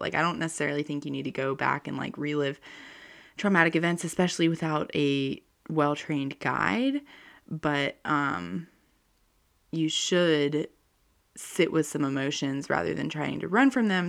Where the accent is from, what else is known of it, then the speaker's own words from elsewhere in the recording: North Carolina, United States; I'm from North Carolina, and we have, like, hurricanes and um, lots of thunderstorms.